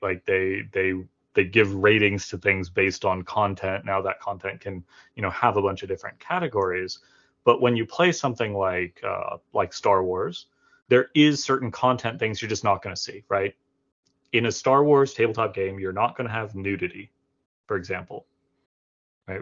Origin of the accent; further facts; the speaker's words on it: Florida, United States; now in Montgomery, United States; I'm from Florida and I currently live in Montgomery, Alabama.